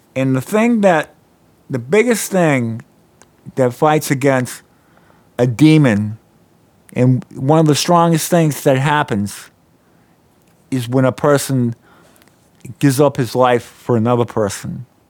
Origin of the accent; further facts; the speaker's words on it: Norfolk, Virginia, United States; I grew up in Norfolk, Virginia